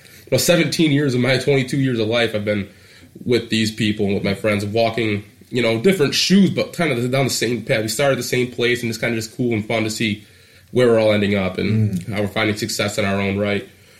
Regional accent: Eastpointe, Michigan, United States; also born or lived in Detroit, Michigan; 22 years old. I was born in Detroit, Michigan. Raised in East Point

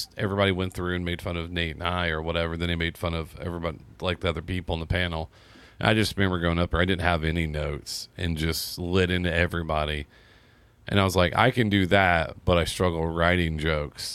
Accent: Seymour, Indiana, United States; moved away; I'm from Seymour.

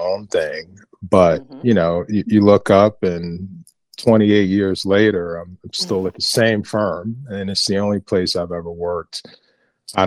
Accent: Northern New Jersey, United States; born and raised in Northern New Jersey, born in North New Jersey, spent most of my life in the state

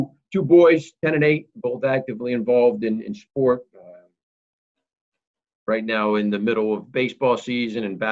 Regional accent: State College, Pennsylvania, United States; growing up in state college

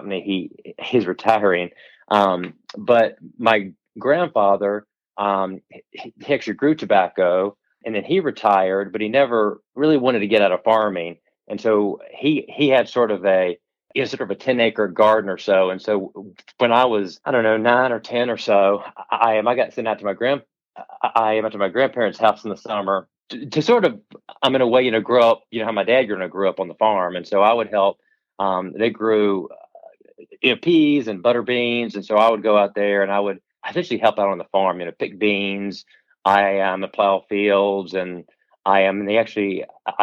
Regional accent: Virginia, United States; moved away as an adult; now in North Carolina, United States; growing up in Virginia, we have lots of great schools

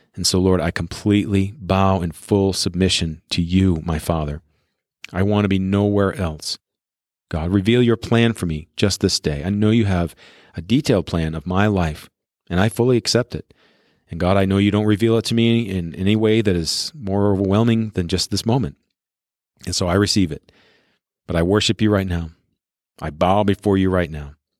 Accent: Colorado, United States; I'm in my library's recording studio in my hometown here in Colorado.

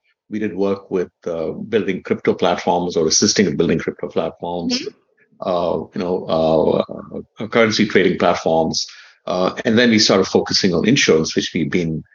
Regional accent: India; moved away; also born or lived in Redmond / Illinois; I grew up in India

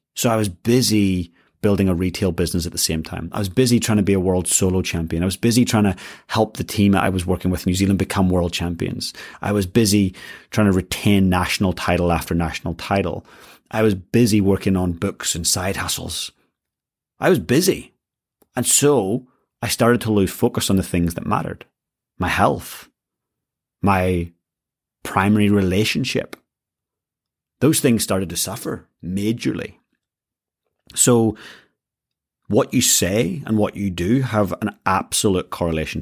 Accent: Northern Ireland, United Kingdom; I grew up in Northern Ireland.

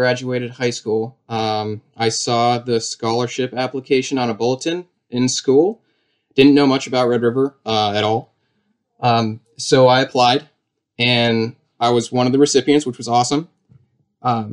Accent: Alstead, New Hampshire, United States; I'm from Alstead, New Hampshire, which is like 35 minutes south of Claremont

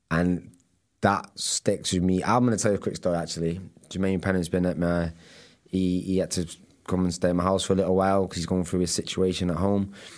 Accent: Manchester, North West England, United Kingdom; I was the lad from Manchester

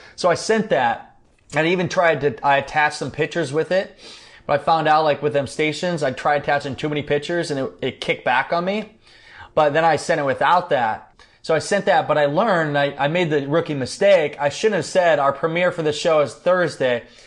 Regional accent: Iowa, United States; I'm from Iowa, kinda Midwestern connection there

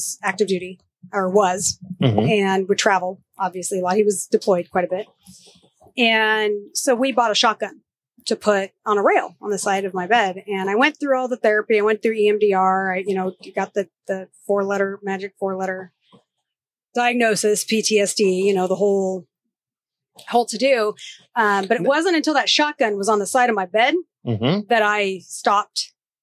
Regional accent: Georgia, United States; moved away; also born or lived in Texas; I was born in Georgia.

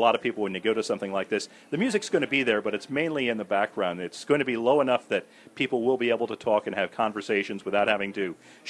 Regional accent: Cranford, New Jersey, United States; going to Cranford High School, growing up in Cranford

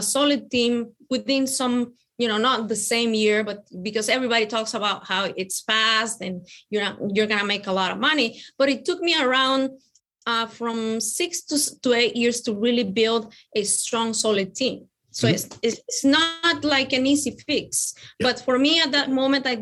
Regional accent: Mexico City, Mexico; now in Tennessee, United States; I come from Mexico. I am originally from Mexico City.

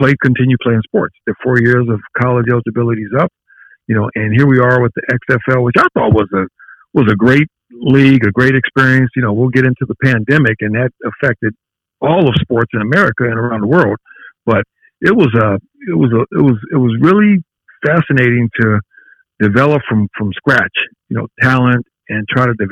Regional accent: Carson, California, United States; I'm from Southern California. I grew up in Carson

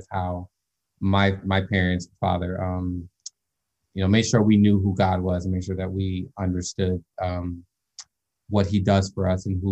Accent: Skokie, Illinois, United States; moved away as an adult; also born or lived in Evanston, Illinois / Morton Grove, Illinois / Carbondale, Illinois; now in Connecticut, United States; I was born in Evanston Hospital, but I grew up in Skokie, Illinois, and Morton Grove, Illinois a lot

